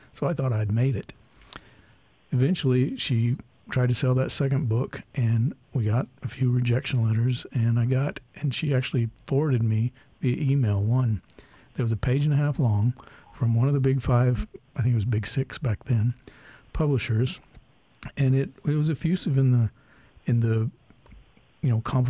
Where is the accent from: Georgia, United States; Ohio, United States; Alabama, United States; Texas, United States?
Texas, United States; moved away as an adult; now in Alaska, United States; When I came up here in 98, I was from Texas. It was, I always wanted to be here, but I had to learn a lot to learn.